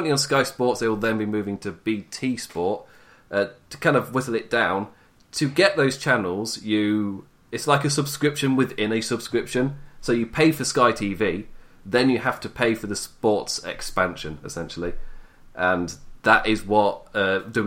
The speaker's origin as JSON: {"language": "English", "region": "England", "country": "United Kingdom", "said": "I am English."}